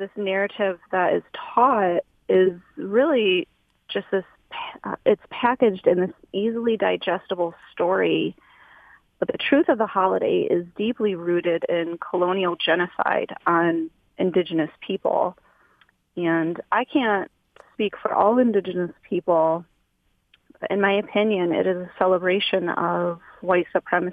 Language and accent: English; Peshawbestown, Michigan, United States; I grew up in Peshawe Town on the Ottawa and Chippewa